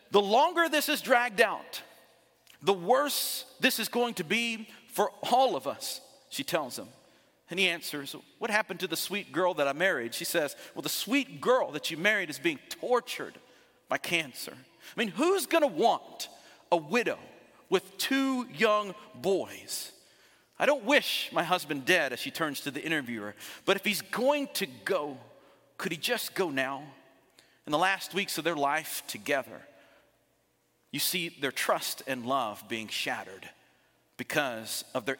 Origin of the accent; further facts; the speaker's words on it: Dothan, Alabama, United States; I was raised in Dothan, Alabama, just 2 hours south of Montgomery